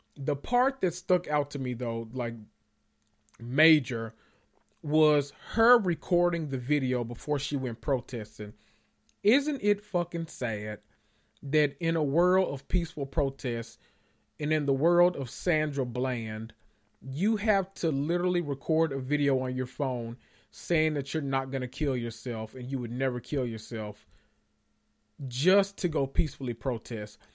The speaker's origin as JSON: {"language": "English", "town": "Memphis", "region": "Tennessee", "country": "United States", "said": "I'm from Memphis and I'm country"}